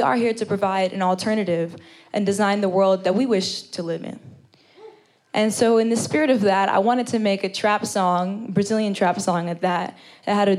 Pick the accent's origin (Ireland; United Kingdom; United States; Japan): United States; New York City, New York; I spent some time when I was growing up in New York City, you know, to two fairly traditional Indian parents